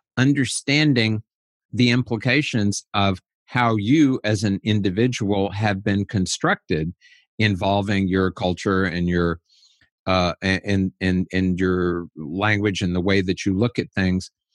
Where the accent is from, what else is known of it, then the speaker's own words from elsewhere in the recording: United States; I'm an American